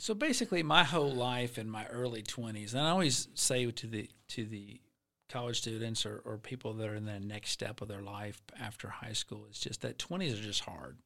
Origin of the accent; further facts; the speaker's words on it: Alabama, United States; now in Florida, United States; I'm from Alabama